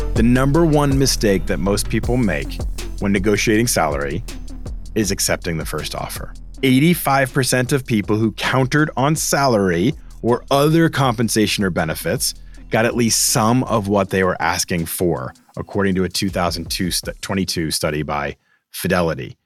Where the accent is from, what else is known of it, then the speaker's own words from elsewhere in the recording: Boston, Massachusetts, United States; moved away; Boston, my hometown